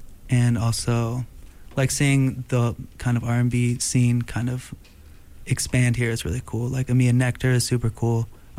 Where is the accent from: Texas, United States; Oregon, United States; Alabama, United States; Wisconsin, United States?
Oregon, United States; Eugene; I'm from Eugene, and for most of my life, the music scene was pretty homogenous.